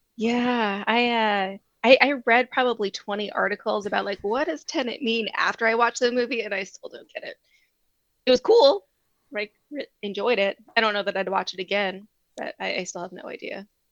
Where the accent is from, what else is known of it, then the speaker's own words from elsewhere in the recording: East Coast, United States; I grew up Mormon on the East Coast